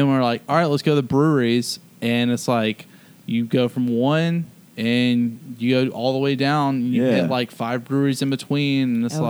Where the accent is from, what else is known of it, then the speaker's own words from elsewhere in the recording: Charleston, South Carolina, United States; now in Birmingham, United States; I would tell my friends from like back home, like in Charleston, South Carolina, I was like, I'm living in Birmingham.